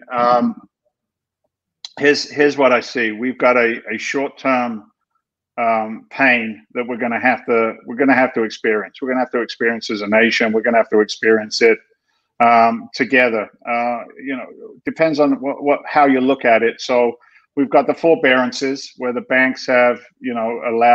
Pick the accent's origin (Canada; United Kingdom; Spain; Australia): United Kingdom; London; now in United States; I'm an immigrant to this country. I came from England in back in 1986. I was born in London.